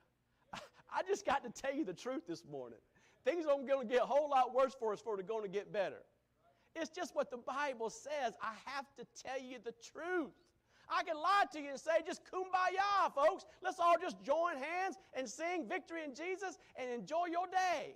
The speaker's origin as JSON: {"language": "English", "country": "United States", "said": "As an American"}